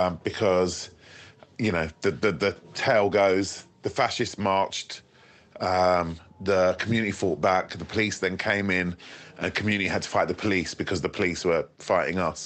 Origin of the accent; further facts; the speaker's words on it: Hounslow, London, United Kingdom; I come from Hounslow